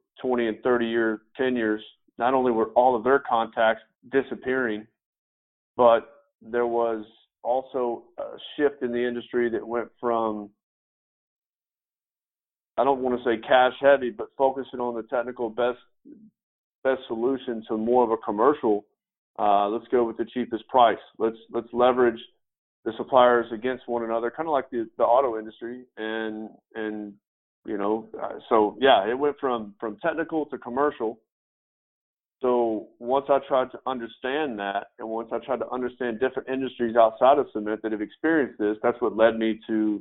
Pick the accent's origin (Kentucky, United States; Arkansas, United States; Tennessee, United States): Tennessee, United States; West; moved away as an adult; also born or lived in Florida / Franklin, Tennessee; I was born and raised in West Tennessee